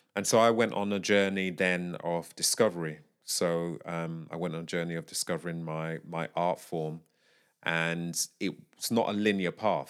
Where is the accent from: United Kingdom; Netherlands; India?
United Kingdom; I am a British vocalist.